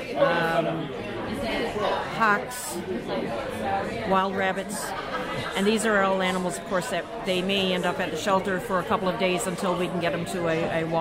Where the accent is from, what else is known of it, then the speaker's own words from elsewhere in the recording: Newfoundland and Labrador, Canada; as being a Newfoundlander